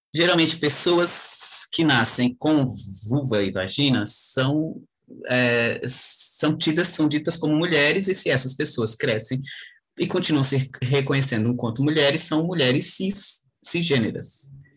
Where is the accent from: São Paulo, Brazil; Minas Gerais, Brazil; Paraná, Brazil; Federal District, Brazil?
Federal District, Brazil; Brasília; sou de Brasília.